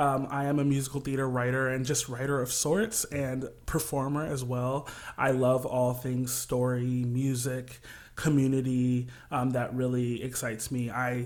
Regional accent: Kalamazoo, Michigan, United States; now in New York, United States; I'm a Midwest boy, corn-fed through and through, and I'm from a small town called Kalamazoo, Michigan. It's a very homey, kind of liberal, artsy town, right there, smack dab in the middle of Michigan, pretty much, and I grew up kind of in church singing

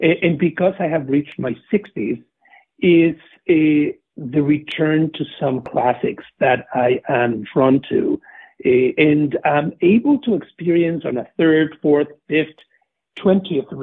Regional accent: Mexico City, Mexico; moved away; I am a native of Mexico City. I grew up in the 60s and 70s

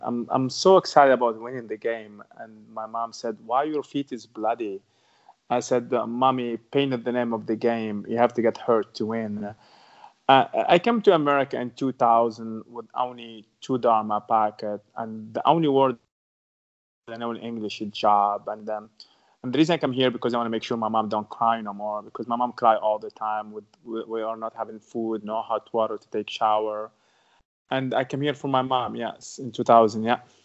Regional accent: Tunisia; English is a second language; moved away; I grew up in Tunisia

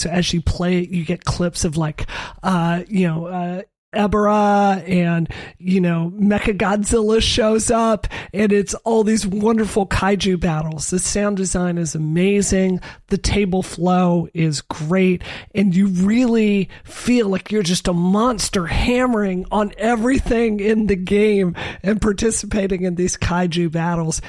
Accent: Mississippi, United States; moved away; in the South, where I grew up in Mississippi

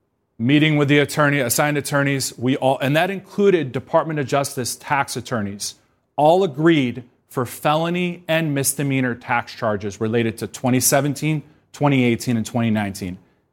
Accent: Georgia, United States; moved away; I'm from Georgia.

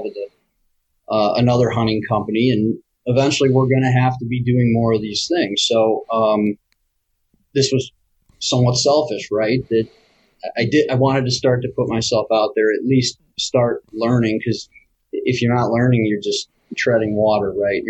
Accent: Grand Rapids, Michigan, United States; now in Royal Oak, United States; I grew up in Grand Rapids

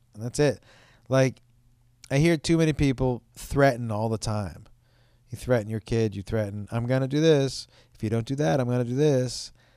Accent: Boston, Massachusetts, United States; I'm from Boston

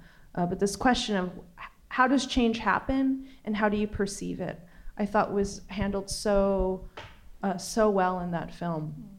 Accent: Midwest, United States; I think I grew up in the Midwest also

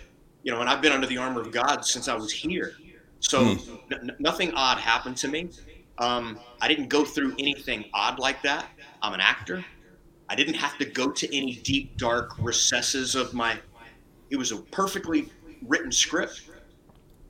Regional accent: Lake Charles, Louisiana, United States; I was born in Lake Charles, Louisiana

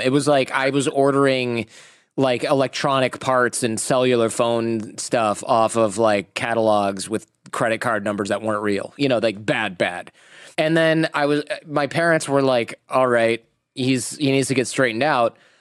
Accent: Michigan, United States; moved away as an adult; also born or lived in New York / Los Angeles; now in California, United States; I go back to Michigan where like you're 16, you have your own car

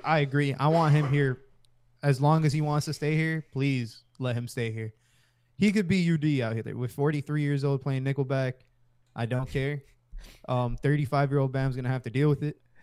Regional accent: Hialeah, Florida, United States; everybody knows I'm from Hialeah

